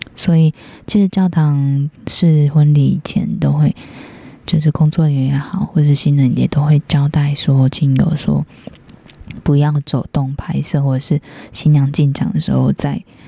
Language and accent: Chinese; northern Taiwan, Taiwan; 我是北部人